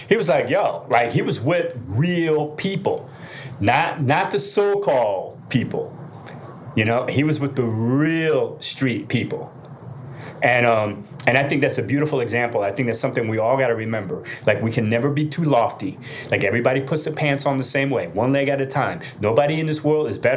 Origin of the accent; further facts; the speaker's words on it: New Jersey, United States; I'm still from Jersey. I still got that street in me